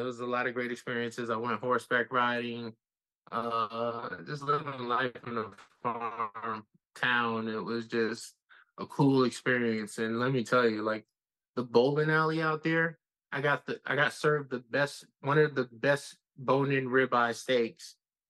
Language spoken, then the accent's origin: English; Bronx, New York, United States; And, you know, I'm from the Bronx, you know, ….